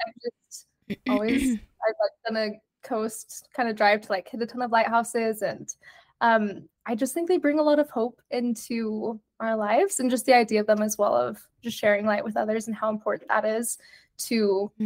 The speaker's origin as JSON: {"language": "English", "town": "Provo", "region": "Utah", "country": "United States", "tie": "born or raised there", "also_born_or_lived": "Argentina", "said": "I am from Provo, Utah, born and raised"}